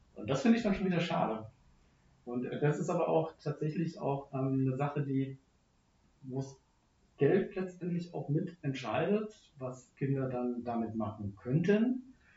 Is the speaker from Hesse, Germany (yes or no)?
yes; Frankfurt area, Hesse, Germany; Ich bin dann nicht in Frankfurt groß geworden, sondern äh, im, im, Umland